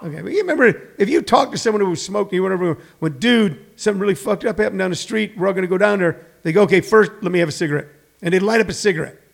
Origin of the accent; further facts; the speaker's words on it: St. Louis, Missouri, United States; moved away as an adult; also born or lived in Los Angeles; I was born in St. Louis, but when I started comedy, I was living on Hollywood Boulevard.